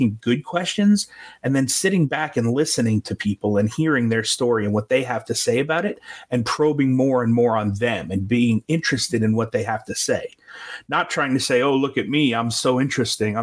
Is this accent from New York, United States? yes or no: yes; New York, United States; moved away; I'm from New York originally